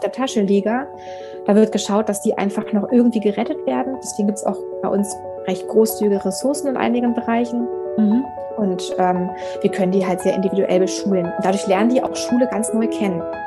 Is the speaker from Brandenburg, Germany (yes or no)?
no; Berlin, Germany; moved away as an adult; also born or lived in Frankfurt am Main; now in Hesse, Germany; Ich komme ja aus Berlin, habe ähm, da genau ganz klassisch meine Schullaufbahn gemacht